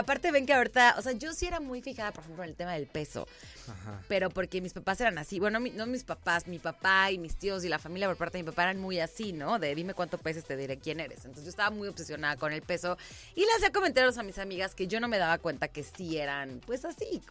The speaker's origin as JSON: {"language": "Spanish", "town": "San Juan del Río", "region": "Querétaro", "country": "Mexico", "tie": "born or raised there", "said": "yo soy queretana, yo me fui a vivir a San Juan del Río de los 7 a los 14, justo en la secundaria. Me regreso para cumplir 15 a Querétaro"}